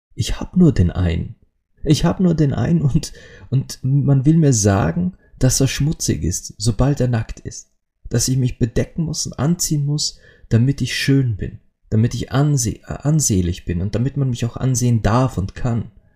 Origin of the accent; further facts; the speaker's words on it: Austria; bei uns in Österreich